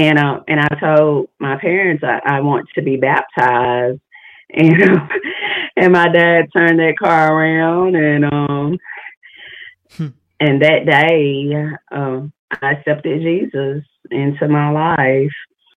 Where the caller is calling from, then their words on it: Arkansas, United States; I'm calling from Arkansas